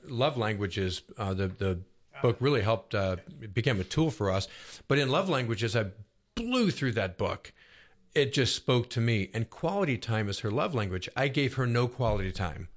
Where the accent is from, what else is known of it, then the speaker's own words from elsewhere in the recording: Buffalo, New York, United States; now in Roswell, United States; I grew up in Buffalo, New York, which is a big Catholic town